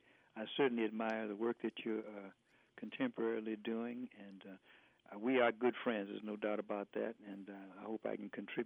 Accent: Detroit, Michigan, United States; But I lived in Detroit. I was born in Detroit, and my grandparents raised me, and my grandfather was a janitor at the public library.

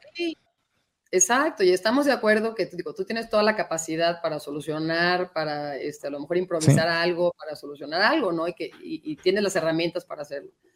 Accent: Guadalajara, Jalisco, Mexico; moved away as an adult; also born or lived in United States; crecimos en Guadalajara, todavía ahí está la casa de mis papás

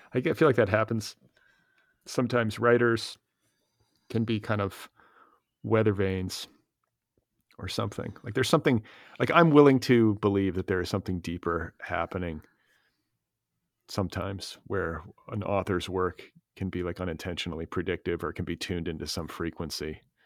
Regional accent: United States; as an American reader

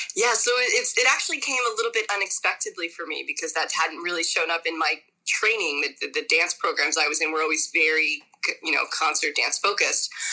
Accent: Miami, Florida, United States; also born or lived in Santo Domingo, Dominican Republic; now in New York City, United States; I grew up in Miami, Florida originally. I was born in Santo Domingo, Dominican Republic.

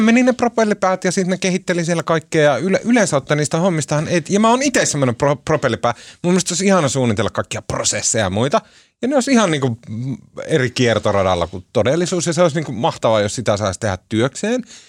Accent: Oulu, North Ostrobothnia, Finland; also born or lived in Tampere; me ollaan sieltä Oulusta kotoisin

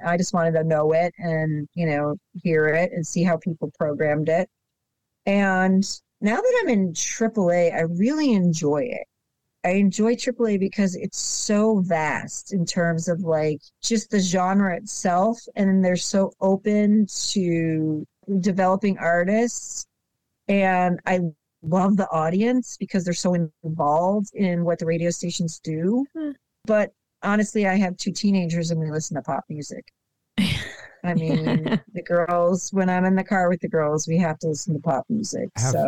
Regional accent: Buffalo, New York, United States; I grew up in Buffalo.

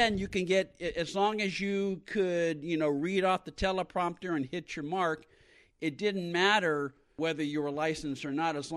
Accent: San Francisco Bay Area, California, United States; I grew up in the San Francisco Bay Area

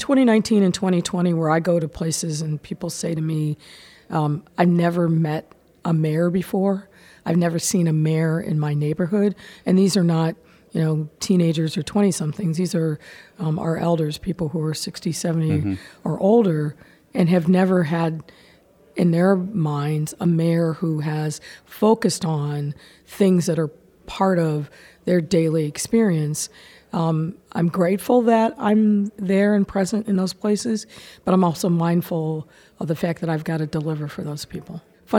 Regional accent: Massillon, Ohio, United States; growing up in Maslin, in a pretty segregated city where my family lived on the west side of town

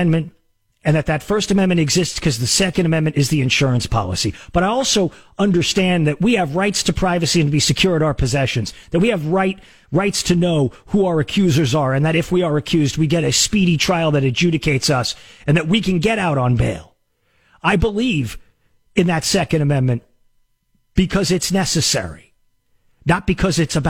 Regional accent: El Paso, Texas, United States; moved away as an adult; also born or lived in Boston / New York / Los Angeles / San Diego; growing up in the West Texas town of El Paso

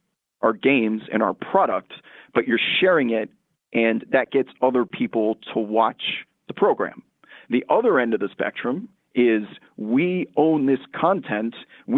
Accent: New York, United States; So I grew up outside New York, became a huge Knicks fan.

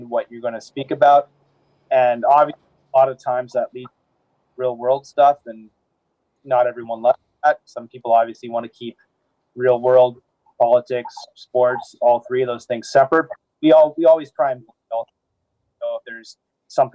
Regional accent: Vancouver, British Columbia, Canada; I'm born and raised in Vancouver, but my family's all American

